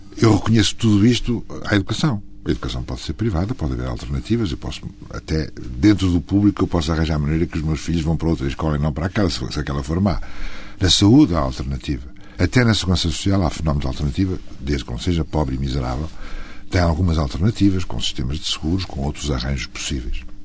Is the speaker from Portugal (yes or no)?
yes; Trás-os-Montes, Portugal; moved away; Eu sou transmontano